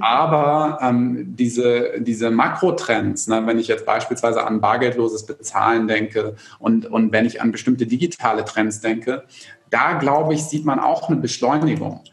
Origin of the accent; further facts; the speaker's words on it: Germany; bei uns in Deutschland